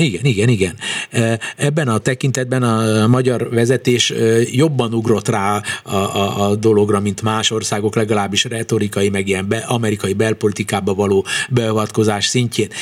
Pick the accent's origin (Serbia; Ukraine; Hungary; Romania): Hungary; magyarok vagyunk